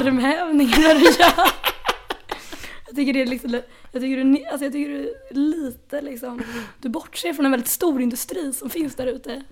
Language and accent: Swedish; Stockholm, Stockholm County, Sweden; jag är ju också född här på Södermalm